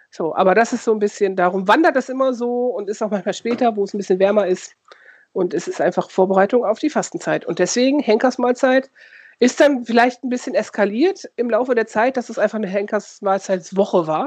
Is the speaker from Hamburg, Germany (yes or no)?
no; Lower Saxony, Germany; Aber ich komme ja aus dem Dorf bei Osnabrück und da wird es, also im Ost, also in der Nähe auch zu Ostwestfalen, das ist ja alles da so identitätsschwierig